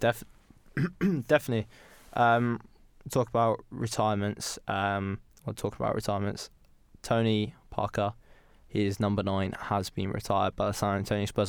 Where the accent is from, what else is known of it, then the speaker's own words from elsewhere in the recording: United Kingdom; we are British